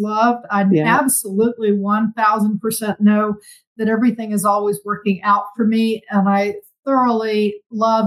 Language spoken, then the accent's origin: English; South Carolina, United States; growing up in South Carolina